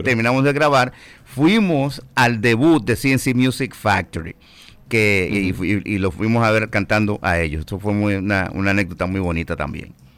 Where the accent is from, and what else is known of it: Dominican Republic